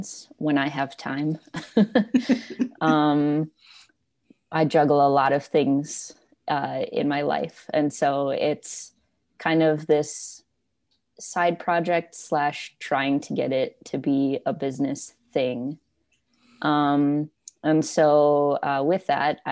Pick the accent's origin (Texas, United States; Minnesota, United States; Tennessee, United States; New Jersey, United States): Minnesota, United States; also born or lived in Wisconsin; I kind of spent, 50% of my time in Minnesota and 50% of my time in Wisconsin